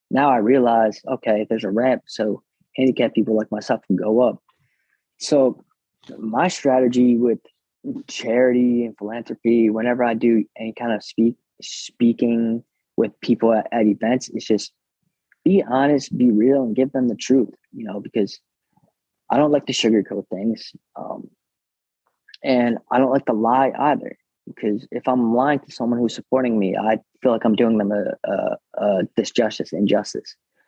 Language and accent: English; Monroe, New Jersey, United States; also born or lived in Brooklyn, New York; I'm from Brooklyn. I was born in Kennington, Brooklyn, and then, moved to Monroe, New Jersey